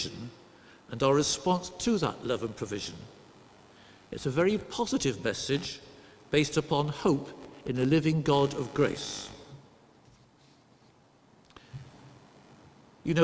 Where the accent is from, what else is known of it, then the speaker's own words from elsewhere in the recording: Somerset, South West England, United Kingdom; also born or lived in Derbyshire; now in Durham, United Kingdom; to stop you wondering about my accent throughout this sermon, I'll tell you that I grew up in Somerset.